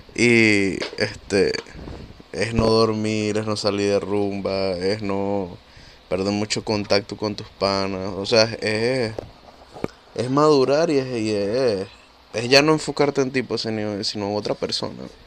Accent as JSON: {"language": "Spanish", "country": "Venezuela", "moved": "yes", "lives_now": "Peru", "said": "los tres que estamos acá somos venezolanos. Yo por lo menos vivo en Perú"}